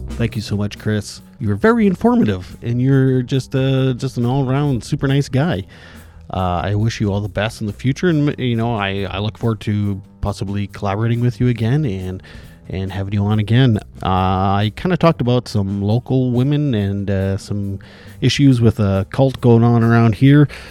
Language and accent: English; Indian Head, Saskatchewan, Canada; my hometown here where I'm living